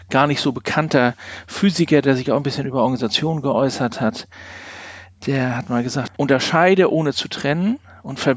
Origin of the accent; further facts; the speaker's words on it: Northern Germany, Germany; bin in der Nähe von Hamburg äh, groß geworden bis zu